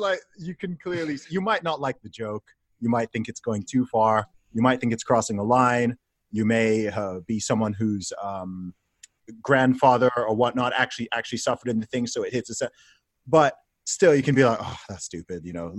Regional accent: Saudi Arabia; I mean, I grew up in Saudi Arabia, right? So I know that laws like that exist out there

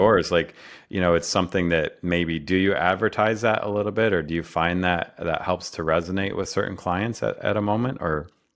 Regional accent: Rochester, New York, United States; I grew up in Rochester

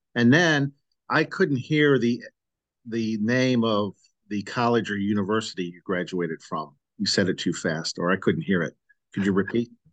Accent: Midwest, United States; I grew up in the Midwest

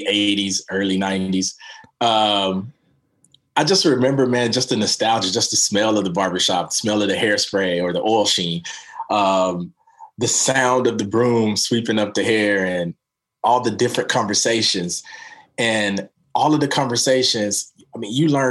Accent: Daytona Beach, Florida, United States; now in Portland, United States; I grew up in Daytona Beach, Florida

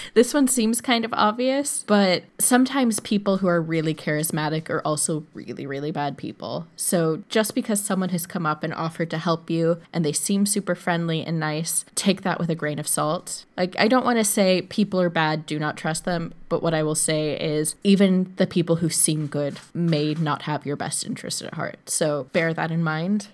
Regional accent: United States; moved away as an adult; I am an American citizen living abroad

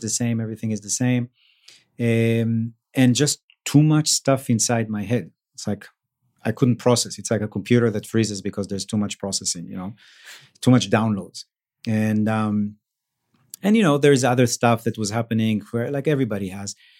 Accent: Israel; moved away; also born or lived in Mexico; I grew up in Israel

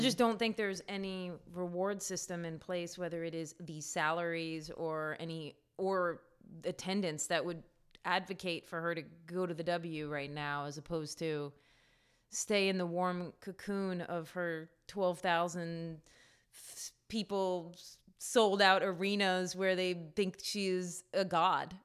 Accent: New York, United States; I grew up in New York

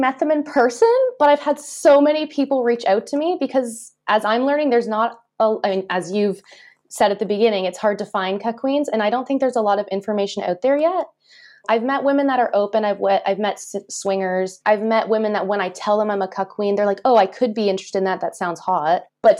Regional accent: just outside of Toronto, Ontario, Canada; now in France; I was born and raised just outside of Toronto.

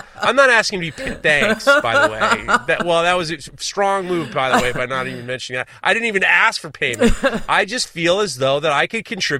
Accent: Kenya; I feel as though I have the experience of being a Kenyan college graduate.

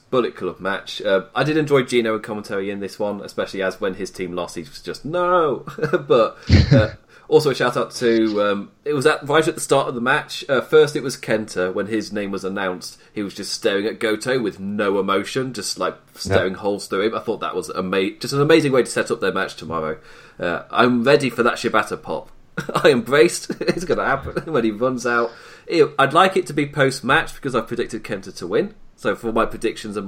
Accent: United Kingdom; a British man

